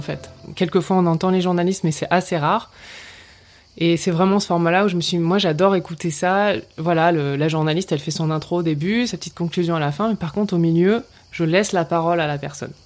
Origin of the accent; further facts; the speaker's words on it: Hauts-de-France, France; moved away as an adult; now in Vaucluse, France; je suis originaire du nord de la France, donc je suis une ch'ti